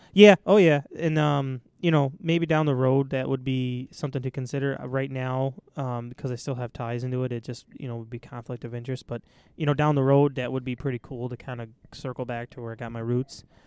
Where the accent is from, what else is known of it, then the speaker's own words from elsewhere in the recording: East Aurora, New York, United States; I grew up in East Aurora